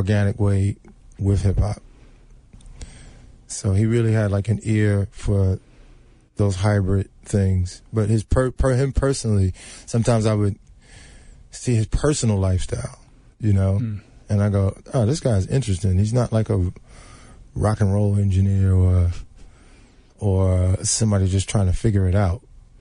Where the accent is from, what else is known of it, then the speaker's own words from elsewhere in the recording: New York, United States; I'm from New York.